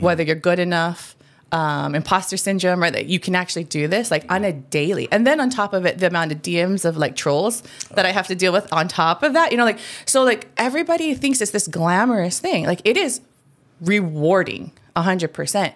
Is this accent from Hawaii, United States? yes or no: yes; Hawaii, United States; I'm Hawaiian